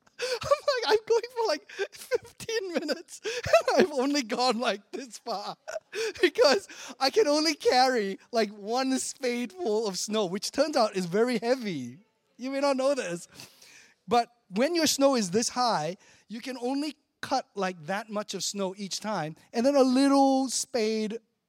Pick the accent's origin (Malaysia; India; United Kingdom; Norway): Malaysia; now in Chicago, United States; Like, when I grew up in Malaysia, right? Don't actually know what a cold, snowy winter is like.